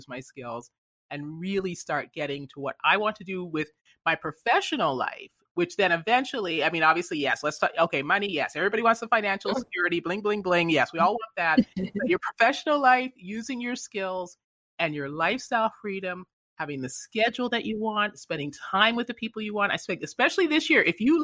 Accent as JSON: {"language": "English", "country": "Canada", "tie": "born or raised there", "moved": "yes", "said": "I grew up in Canada originally"}